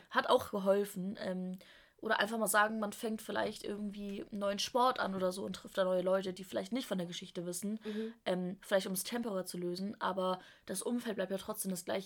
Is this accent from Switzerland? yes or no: no; Germany; moved away as an adult; now in Stuttgart, Germany; ich bin von der Nähe von Hamburg nach Stuttgart zum Studieren gezogen